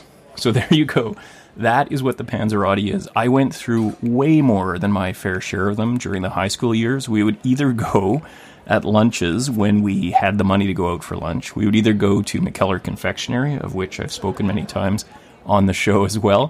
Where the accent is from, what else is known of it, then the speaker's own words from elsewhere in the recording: Thunder Bay, Ontario, Canada; also born or lived in Vancouver; now in Gibsons, Canada; my hometown of Thunder Bay